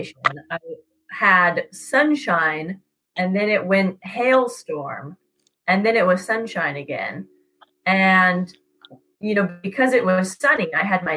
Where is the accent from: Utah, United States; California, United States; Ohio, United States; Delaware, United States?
California, United States; And I'm from California